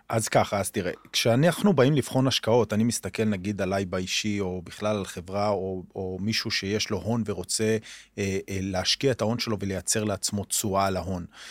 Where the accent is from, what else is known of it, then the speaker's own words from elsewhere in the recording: Omer, Southern District, Israel; אני גדלתי בעומר, בילדותי